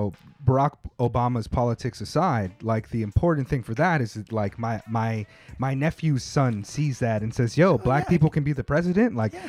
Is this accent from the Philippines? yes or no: yes; Philippines; I wonder how much of those kind of cultural values that we had as Filipino people are reasons why those mobile DJ scenes blew up